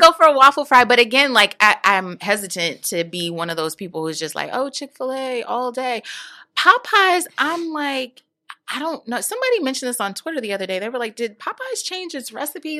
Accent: New York, United States; I'm from New York

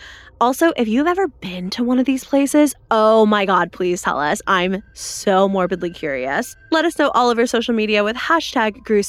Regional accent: the Bible Belt, United States; growing up in the Bible Belt

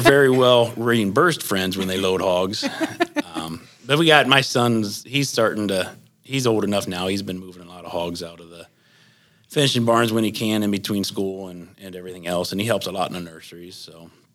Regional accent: Leipsic, Ohio, United States; I'm from Lipsick, Ohio, small town in northwestern Ohio here

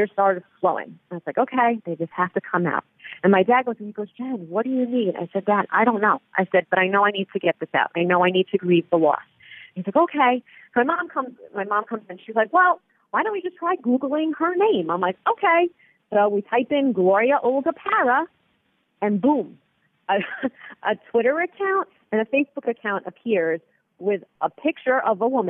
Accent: East Patchogue, New York, United States; I said, East Patchogue

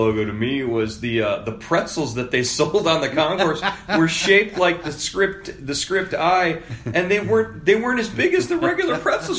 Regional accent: Cleveland, Ohio, United States; I grew up in Cleveland.

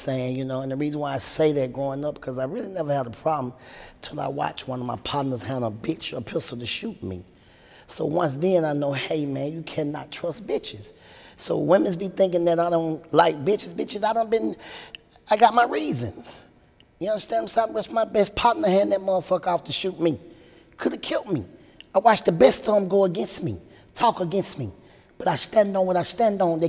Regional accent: Atlanta, Georgia, United States; growing up in the South was great

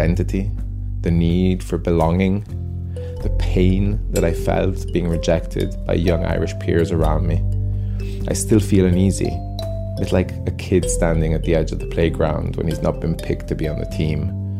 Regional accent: Italy; now in Edinburgh, United Kingdom; I'm shouting for Italy because I was born here

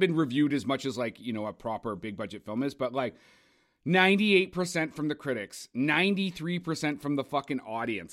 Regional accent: Cambridge, Ontario, Canada; we're from Cambridge

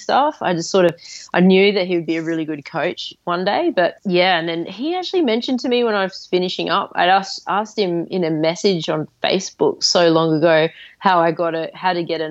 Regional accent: Adelaide, South Australia, Australia; the beach in Adelaide, my hometown

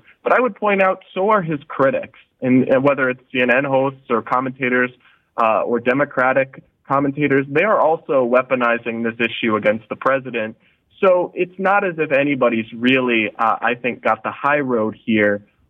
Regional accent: United States; it's unreal for me as an American. I can't, and I'm on the younger side for sure

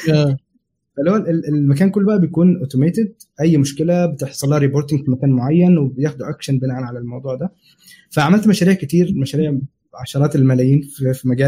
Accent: Saudi Arabia; now in United Kingdom; فانا عشت هناك تقريبا 25 سنه فكانت كل مراحل الدراسه مثلا ابتدائي واعدادي وثانوي كله هناك

